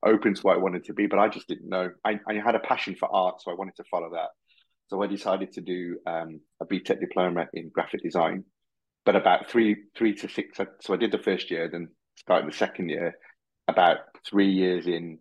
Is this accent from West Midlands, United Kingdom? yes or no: yes; Birmingham, West Midlands, United Kingdom; also born or lived in Harrow, Middlesex; now in Solihull, United Kingdom; We grew up in Tyseley in Birmingham, and moved into Hall Green, and I've been living in Solihull now for the last 20 years